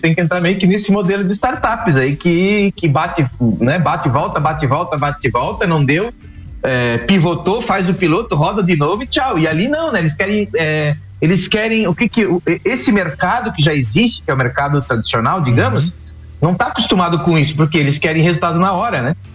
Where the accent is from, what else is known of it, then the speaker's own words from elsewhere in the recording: Rio do Sul, Santa Catarina, Brazil; aqui em Rio do Sul, porque eu tô em Rio do Sul, sou do Rio do Sul